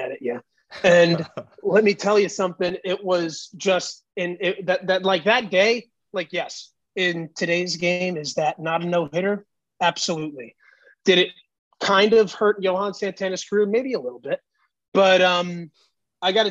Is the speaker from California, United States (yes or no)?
no; Long Island, New York, United States; I grew up just in Long Island and loving the Mets